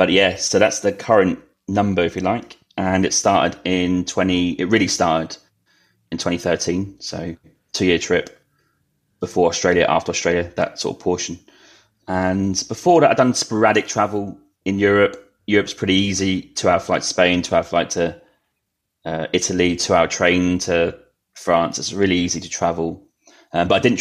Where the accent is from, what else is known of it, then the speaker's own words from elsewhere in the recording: Norwich, East of England, United Kingdom; moved away as an adult; now in Canada; I was born in Norwich in UK, which is, if your listeners don't know where that is, that's kind of east